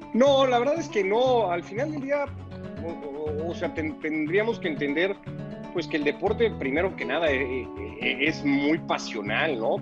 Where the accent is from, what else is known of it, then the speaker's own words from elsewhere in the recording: Mexico; Yo, ya nací en México, igual que mi hermana